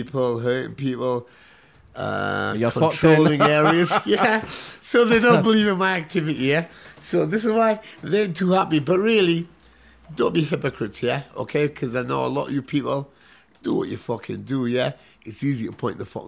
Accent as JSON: {"language": "English", "town": "Newcastle upon Tyne", "region": "North East England", "country": "United Kingdom", "said": "I was from Newcastle"}